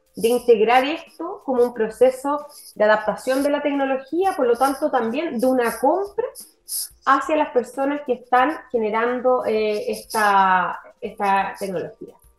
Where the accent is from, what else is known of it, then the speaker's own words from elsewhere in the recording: Valdivia, Los Ríos, Chile; yo estudié y nací y crecí en la ciudad de Valdivia